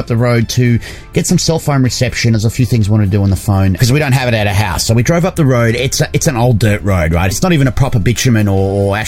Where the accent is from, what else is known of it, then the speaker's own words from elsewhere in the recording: Australia; moved away; Being Australian